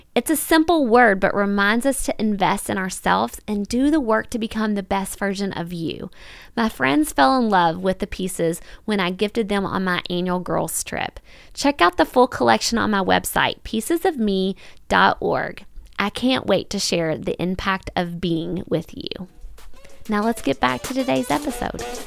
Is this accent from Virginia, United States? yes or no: no; Kentucky, United States; in Kentucky, in my hometown